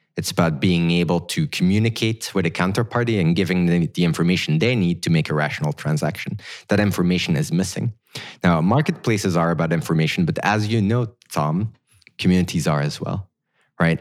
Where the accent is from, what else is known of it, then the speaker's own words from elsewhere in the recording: Belgium; moved away as an adult; now in Silicon Valley, United States; I grew up in Belgium